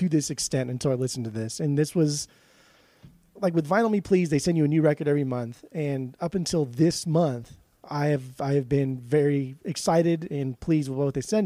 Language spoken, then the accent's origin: English; West Coast, United States; I'm from the West Coast